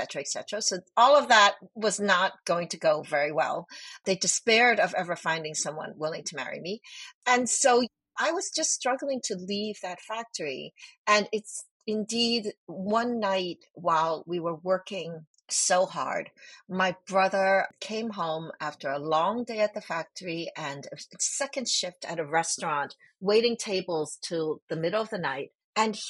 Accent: New York City, New York, United States; English is a second language; also born or lived in Hong Kong; I moved from Hong Kong to New York when I was 5 years old, and we were incredibly poor

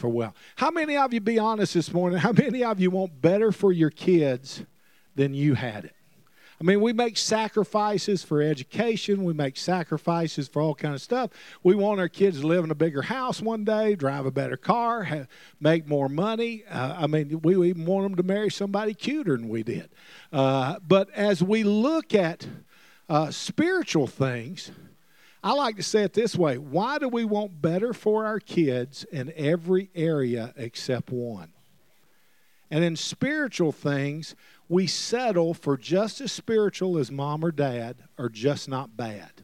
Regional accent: Alabama, United States; moved away; also born or lived in Mississippi / Oklahoma; I'm originally from Alabama, and, you know, you can't help where you're born, but you can have a sense to move. And I was born in Alabama, moved to Mississippi

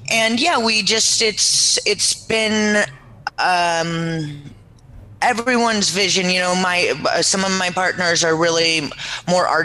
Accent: California, United States; born there; also born or lived in Seattle, United States; I was born in the Bay Area here.

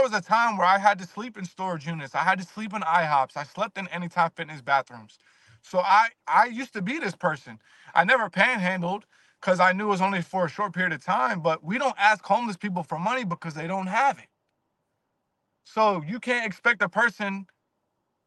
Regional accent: Virginia, United States; I'm from Virginia

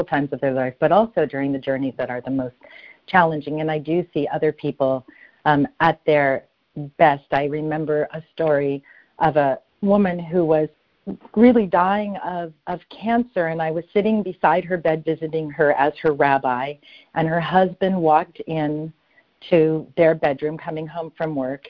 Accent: Los Angeles, California, United States; I was born in Los Angeles.

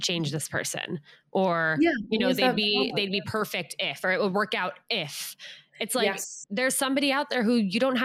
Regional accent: United States; I just grew up in a little town outside of New York City

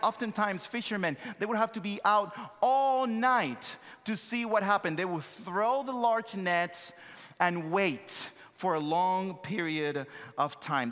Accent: Santo Domingo, Distrito Nacional, Dominican Republic; accent: thick accent; English is a second language; moved away as an adult; also born or lived in United States / Joliet, Illinois; born and raised in Santo Domingo, Dominican Republic, came to the States, uh, uh, many years ago

